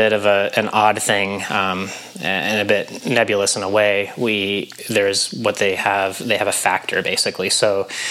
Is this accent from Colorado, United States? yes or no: yes; Grand Junction, Colorado, United States; moved away as an adult; also born or lived in Missoula, Montana / Durango, Colorado / Boulder, Colorado; now in Tucson, United States; grew up in Grand Junction, Colorado, Western Slope